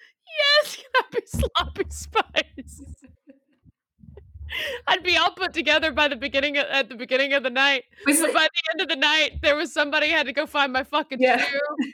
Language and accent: English; United Kingdom; I'm British. That's what Australians say.